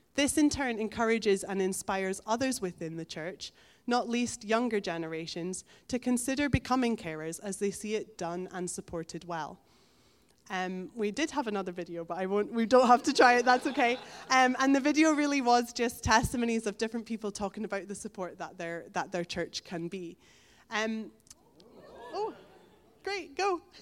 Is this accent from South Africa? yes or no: no; Elgin, Scotland, United Kingdom; moved away as an adult; now in Stonehaven, United Kingdom; I grew up in Elgin